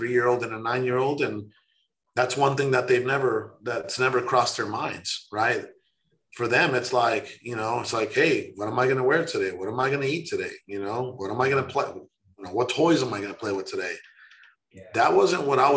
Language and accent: English; Mexico; now in United States; I was born in Mexico. I was dirt poor